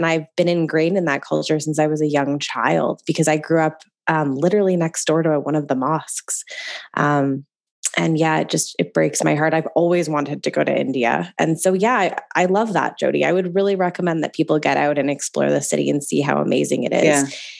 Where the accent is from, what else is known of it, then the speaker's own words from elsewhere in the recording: Calgary, Alberta, Canada; I grew up in the Northeast for half of my life and my parents are still up in Skyview Ranch.